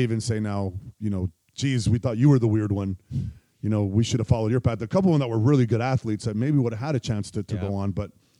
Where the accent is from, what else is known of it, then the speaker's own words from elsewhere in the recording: Ontario, California, United States; also born or lived in San Diego, California / Veracruz, Mexico / Baldwin Park, California; So I grew up in Ontario, California. After we lived in Mexico, my parents moved to L.A. again. And then we moved to Baldwin Park just for like, you know, just months at a time.